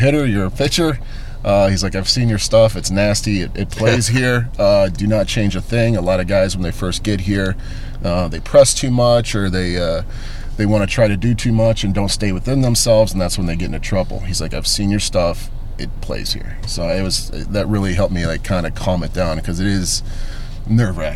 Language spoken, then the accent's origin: English; Cleveland, Ohio, United States; now in Chicago, United States; I'm from Cleveland